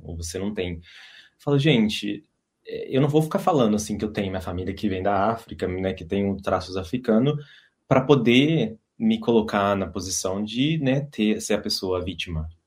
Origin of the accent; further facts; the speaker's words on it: São José do Rio Pardo, São Paulo, Brazil; moved away as an adult; now in Dublin, Ireland; sou do Brasil, moro em Dublin